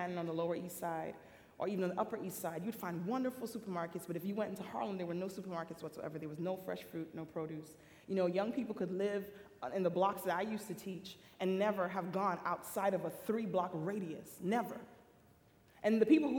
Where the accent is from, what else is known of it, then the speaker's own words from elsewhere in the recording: Jamaica; also born or lived in Queens, New York, United States / Michigan, United States; now in United States; I come from the island of Jamaica. So for me, mission field was United States